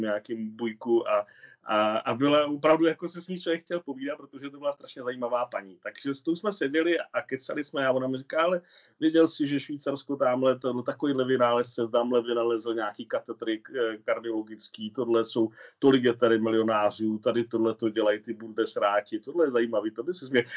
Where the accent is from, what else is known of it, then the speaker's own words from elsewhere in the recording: Hradec Králové, Hradec Králové Region, Czechia; moved away as an adult; also born or lived in Pardubice / Spain; now in Switzerland; nám Hradečákům se říká Mechováci nebo Otroci